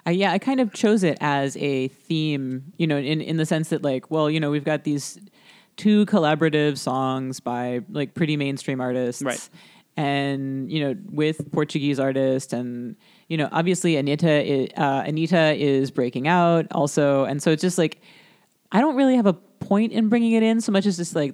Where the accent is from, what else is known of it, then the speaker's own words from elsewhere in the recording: Dominican Republic; moved away; When I was growing up, when I was growing up in the Dominican Republic, it is required in school.